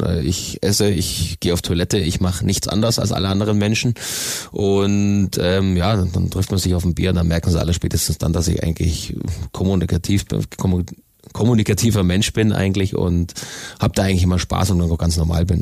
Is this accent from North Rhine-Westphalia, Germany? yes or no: no; Königsbrunn, Bavaria, Germany; Also ich bin in Königsbrunn aufgewachsen